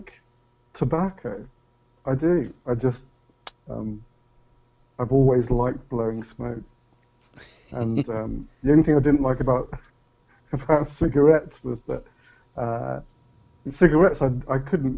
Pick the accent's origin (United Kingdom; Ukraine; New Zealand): United Kingdom; Leamington Spa, West Midlands; also born or lived in Coventry; I was born there, but moved to Leamington when I was very, very young. So young that I don't even remember the move. But I could say not exactly born, but certainly raised in Leamington